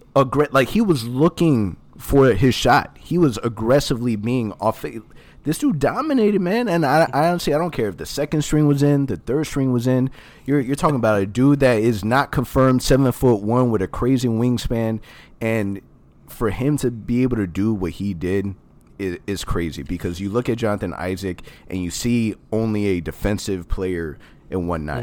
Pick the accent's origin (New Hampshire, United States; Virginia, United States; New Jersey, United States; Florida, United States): Florida, United States; Orlando; I have born and raised in Orlando.